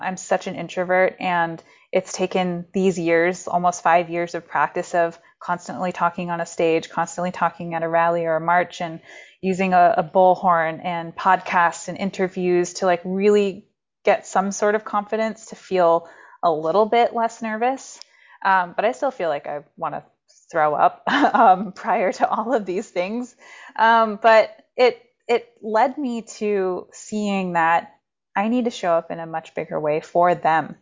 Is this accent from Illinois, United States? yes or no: no; Maine, United States; also born or lived in reservation (unnamed); I grew up there for the first nine years of my life, but I grew up in Maine, very, in a very, um, rural